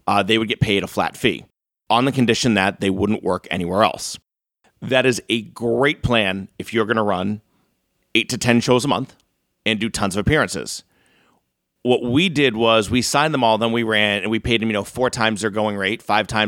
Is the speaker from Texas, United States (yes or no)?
no; North Reading, Massachusetts, United States; also born or lived in upstate New York; I grew up in North Reading.